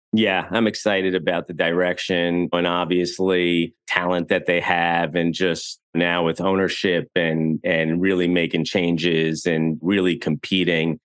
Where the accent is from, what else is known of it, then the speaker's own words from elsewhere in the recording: Westchester, New York, United States; I grew up in Westchester